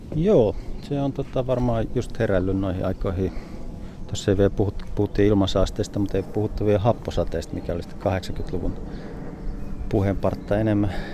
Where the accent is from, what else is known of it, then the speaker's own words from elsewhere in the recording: Savonia, Finland; moved away; jossain Savossa, mistä olin kotoisin